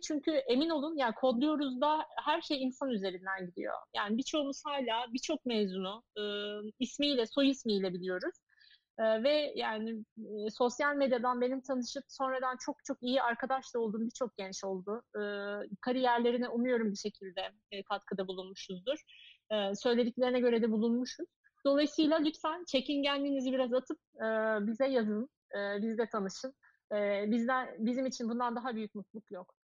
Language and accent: Turkish; Eskişehir, Turkey; moved away; benim memleketimiz Eskişehir